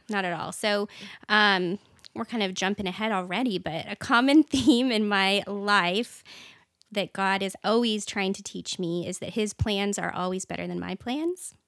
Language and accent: English; Washington, United States; moved away as an adult; now in Texas, United States; I was actually born and raised in a really small town. So even though I'm from Washington State